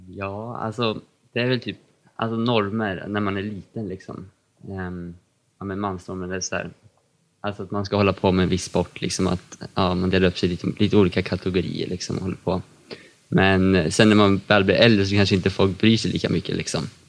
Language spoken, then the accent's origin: Swedish; Katrineholm, Södermanland, Sweden; Jag kommer från Katrineholm och är 16 år.